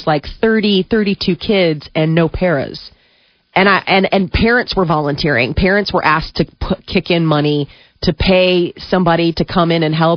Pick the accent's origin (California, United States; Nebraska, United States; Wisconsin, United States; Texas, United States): Nebraska, United States; Omaha; moved away as an adult; now in Chicago, United States; I don't come from Chicago. I come from Omaha